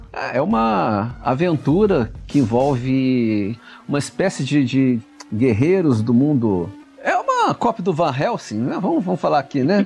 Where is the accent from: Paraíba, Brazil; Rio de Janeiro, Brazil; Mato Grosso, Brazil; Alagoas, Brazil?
Rio de Janeiro, Brazil; Volta Redonda; eu cresci é, em Volta Redonda